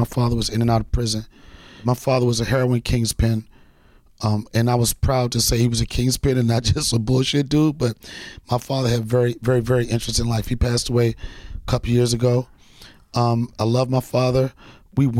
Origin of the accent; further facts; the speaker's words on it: Alexandria, Virginia, United States; also born or lived in Washington, D.C.; I was born Washington, D.C., raised in Alexandria, Virginia